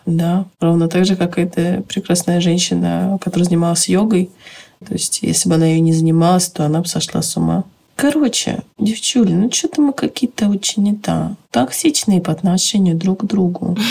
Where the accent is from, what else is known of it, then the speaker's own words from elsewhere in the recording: Tajikistan; Когда я родилась, в Таджикистане была война